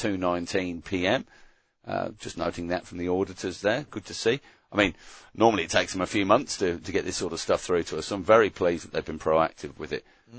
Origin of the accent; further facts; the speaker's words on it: England, United Kingdom; growing up in England